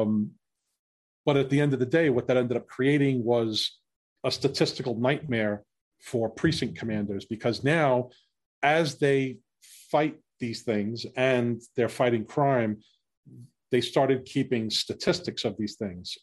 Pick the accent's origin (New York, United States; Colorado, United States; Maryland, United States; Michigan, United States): New York, United States; New York City; I grew up in New York City